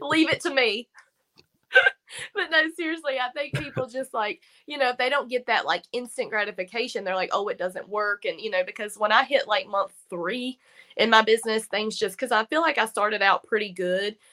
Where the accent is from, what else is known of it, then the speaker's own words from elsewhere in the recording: Virginia, United States; now in North Carolina, United States; I'm actually from Virginia, but, like, here's Virginia line, here's North Carolina line where I am